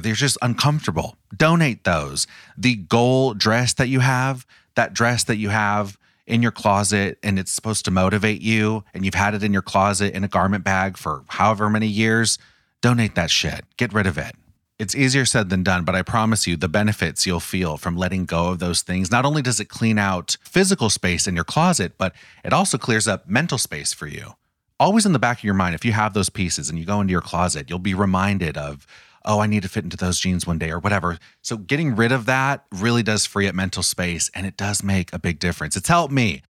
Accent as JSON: {"language": "English", "town": "Los Angeles", "region": "California", "country": "United States", "tie": "born or raised there", "said": "born and raised in Los Angeles, Orange County"}